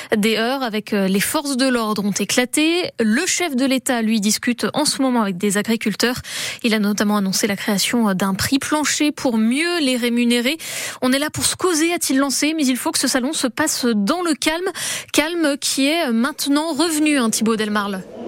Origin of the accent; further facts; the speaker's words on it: Basque Country, Nouvelle-Aquitaine, France; chez nous au Pays Basque